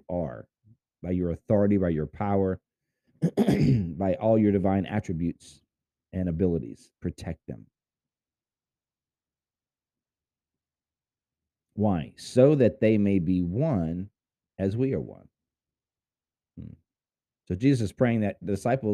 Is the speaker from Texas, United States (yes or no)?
yes; Houston, Texas, United States; I was born in Houston